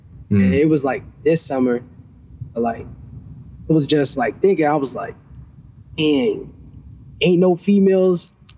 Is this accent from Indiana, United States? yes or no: yes; Gary, Indiana, United States; I am from Gary, Indiana.